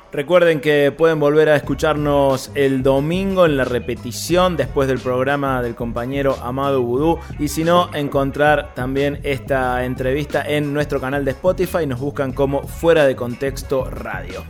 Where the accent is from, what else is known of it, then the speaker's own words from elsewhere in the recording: Córdoba, Argentina; ya quedo como un cordobés hecho y derecho